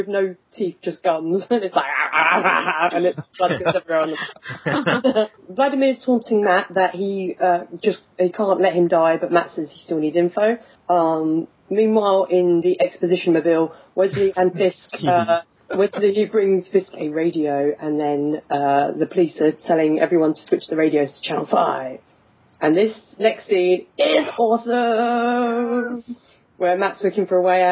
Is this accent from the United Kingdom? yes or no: yes; England, United Kingdom; I'm English